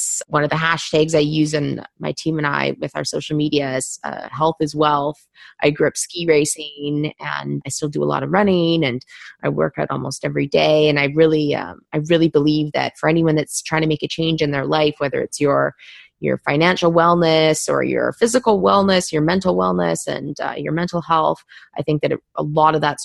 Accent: Vancouver, British Columbia, Canada; moved away as an adult; also born or lived in Toronto / London; I grew up in Vancouver in Canada, and I went to school at Ryerson in Toronto

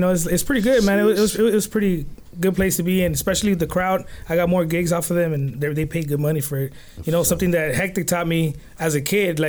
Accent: Los Angeles, California, United States; also born or lived in Mexico; I'm from South Central.

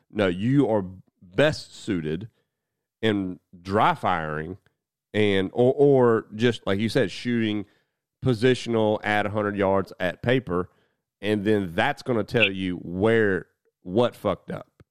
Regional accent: United States; as an American

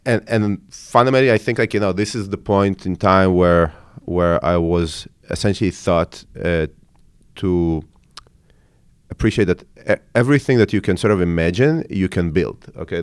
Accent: Haifa, Haifa District, Israel; also born or lived in Ukraine; I grew up, uh, in Haifa, in, uh, in Israel, in the north of Israel.

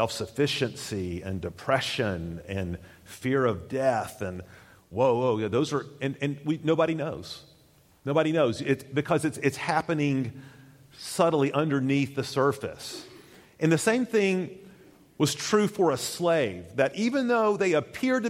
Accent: United States; as Americans

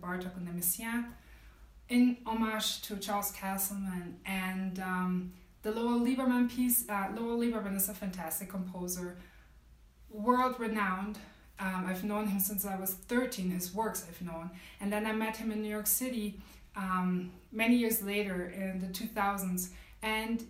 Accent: Germany; I grew up in Germany, so I have a very unique perspective on this, coupled with my experiences as a woman of color growing up in Germany

